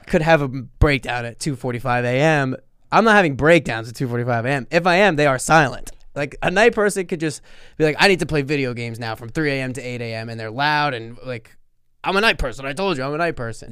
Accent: Sayreville, New Jersey, United States; born or raised there

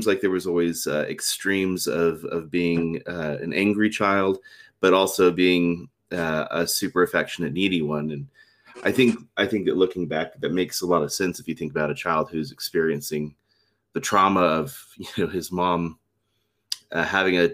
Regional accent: South Texas, United States; now in Utah, United States; I grew up in South Texas

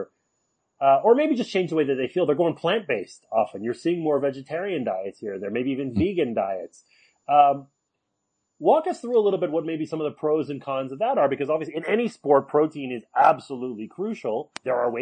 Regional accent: Canada; I grew up in Canada

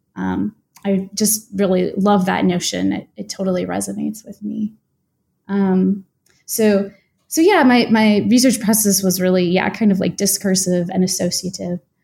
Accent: United States; an American-born, uh, white woman

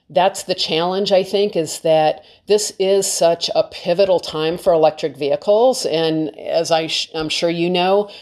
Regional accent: Detroit, Michigan, United States; also born or lived in California; now in Maine, United States; I grew up in Detroit

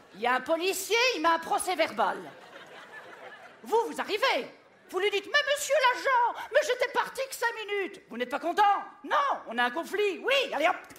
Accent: Belgium; Je suis belge

